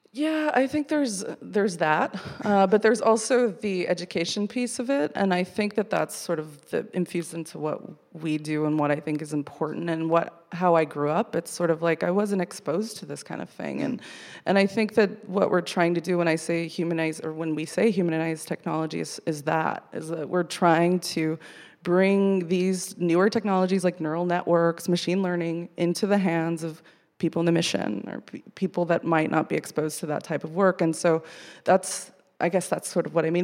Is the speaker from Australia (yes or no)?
no; Coachella Valley, California, United States; moved away; I grew up in the Coachella Valley